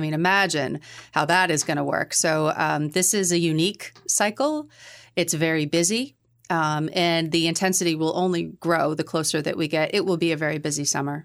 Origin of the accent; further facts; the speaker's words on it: Middleborough, Massachusetts, United States; moved away as an adult; now in New Hampshire, United States; I grew up in Middleborough. I used to describe it as halfway between Boston and the Cape